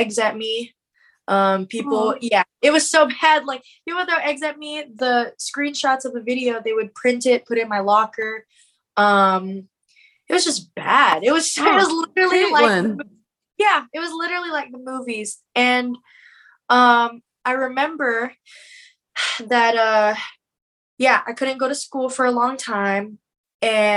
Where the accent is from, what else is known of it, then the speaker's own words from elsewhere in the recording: Killeen, Texas, United States; I'm from Killeen, Texas, Fort Hood, and largest army base